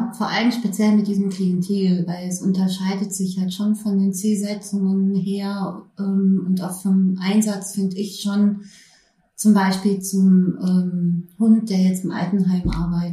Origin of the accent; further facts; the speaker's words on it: Berlin, Germany; moved away; Ich äh, bin ursprünglich Berlinerin. Ja, habe aber dann etliche Jahre auch woanders gelebt und bin jetzt seit 2016 wieder in Berlin.